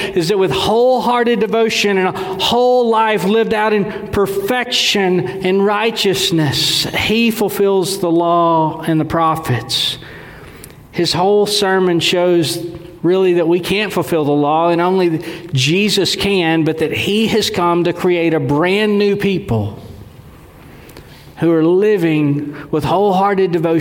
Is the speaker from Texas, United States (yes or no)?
yes; Texas, United States; I'm from Dewayville, Texas, so a lot of what I say sounds simple. I know my accent